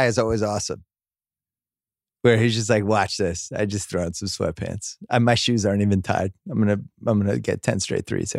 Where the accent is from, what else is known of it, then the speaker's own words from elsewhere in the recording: Florida, United States; I live in Florida. I grew up in Florida.